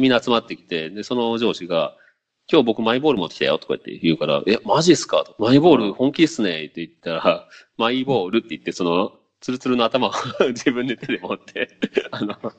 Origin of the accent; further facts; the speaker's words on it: Okayama, Japan; moved away; 実家がすごい、まあ、結構岡山の端っこではもう、まあまあ田舎なんよね